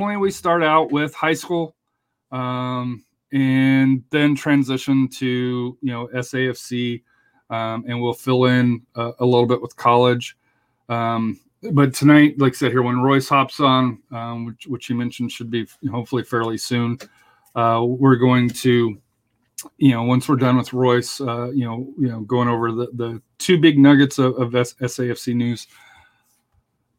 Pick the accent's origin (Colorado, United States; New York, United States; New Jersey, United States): Colorado, United States; now in Texas, United States; I'm from Colorado.